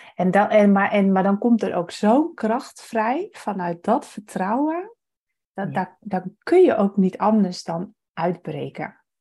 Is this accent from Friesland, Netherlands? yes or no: yes; Friesland, Netherlands; moved away; ik kom dus oorspronkelijk uit Friesland